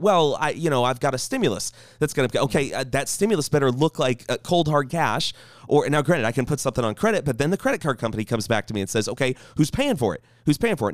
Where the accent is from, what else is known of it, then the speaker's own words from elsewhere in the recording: United States; I'm proud to be an American